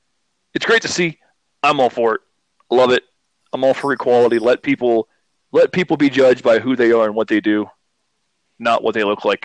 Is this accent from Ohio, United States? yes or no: yes; Northeast Ohio, United States; we grew up in Northeast Ohio